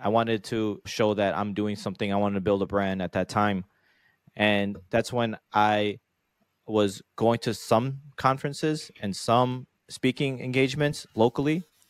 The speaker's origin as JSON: {"language": "English", "town": "Chicago", "region": "Illinois", "country": "United States", "tie": "born or raised there", "said": "It was in Chicago, my hometown"}